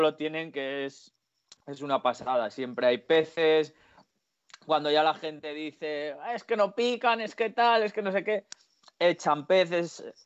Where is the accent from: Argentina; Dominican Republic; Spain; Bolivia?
Spain; Puente Villarente, Castile and León; al Porma a mi pueblo, al Puente Villarente